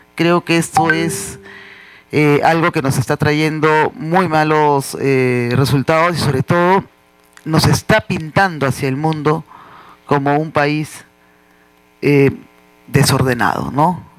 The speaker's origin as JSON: {"language": "Spanish", "country": "Peru", "said": "todos somos peruanos por igual"}